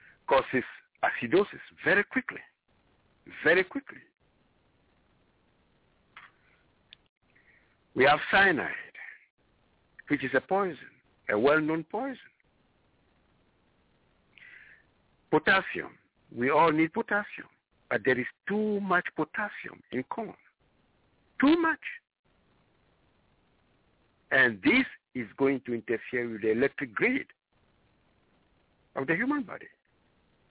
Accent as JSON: {"language": "English", "country": "Ghana", "moved": "yes", "said": "I am originally from Ghana, West Africa, and corn is the is a staple food"}